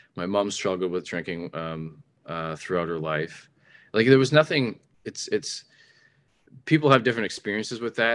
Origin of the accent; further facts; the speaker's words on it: Ontario, Canada; I'm a Canadian. I lived in Canada my whole life. I only recently traveled outside of Ontario in Canada